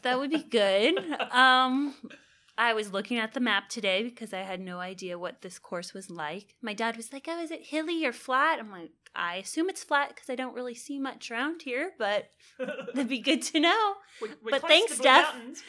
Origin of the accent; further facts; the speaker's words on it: California, United States; moved away as an adult; also born or lived in Nebraska; now in Texas, United States; I grew up in California.